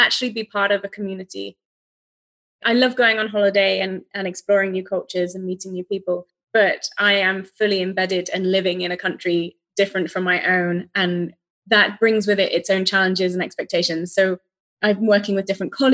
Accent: United Kingdom; moved away as an adult; I'm British and trained in the UK, worked there for a number of years

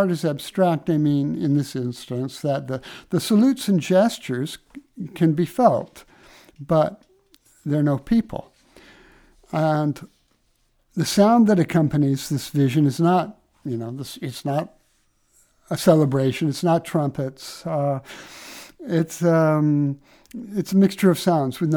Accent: Midwest, United States; I grew up in the Midwest

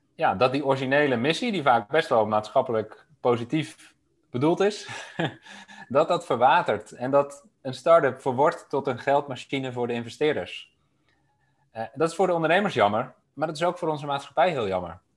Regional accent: Amsterdam, North Holland, Netherlands; moved away as an adult; also born or lived in Delft; Ik kwam zelf uit Amsterdam.

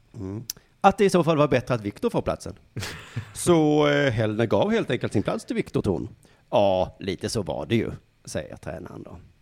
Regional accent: Sweden; dig och mig som är svenskar

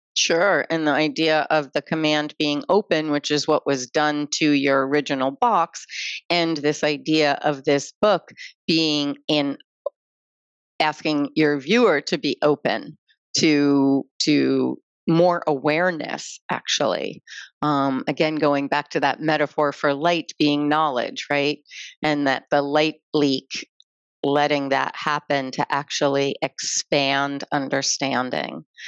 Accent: United States; I put myself as an American in that space.

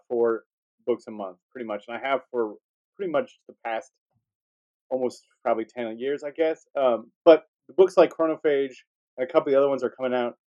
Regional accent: Wisconsin, United States; now in Chicago, United States

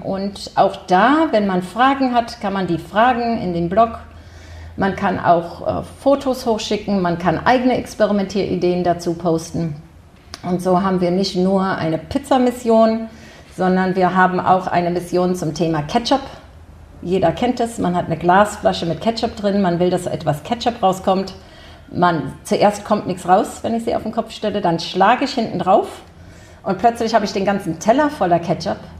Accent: Silicon Valley, California, United States; moved away as an adult; also born or lived in Germany / Bonn; now in Hamburg, Germany; ich war klein und bin komplett in den USA groß geworden

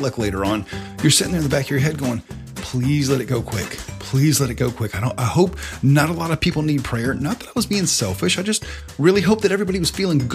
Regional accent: the South, United States; when you were growing up in the South

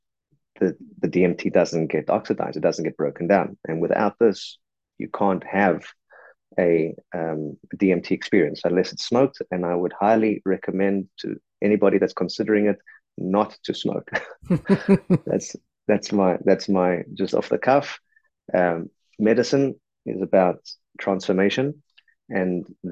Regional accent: South Africa; I'm a South African

